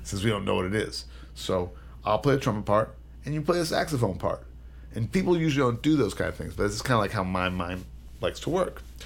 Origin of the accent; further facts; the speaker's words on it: California, United States; now in New York City, United States; I grew up in California